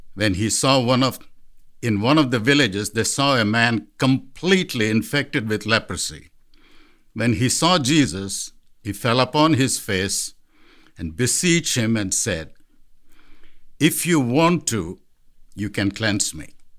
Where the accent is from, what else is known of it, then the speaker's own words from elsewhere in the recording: India; moved away as an adult; now in Columbia Heights, United States; Growing up in India